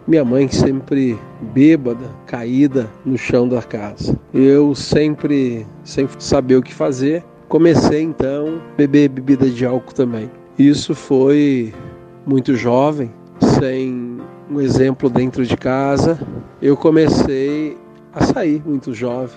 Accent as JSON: {"language": "Portuguese", "region": "Rio Grande do Sul", "country": "Brazil", "moved": "yes", "lives_now": "Campo Grande, Brazil", "said": "sou gaúcho, venho de uma família italiana"}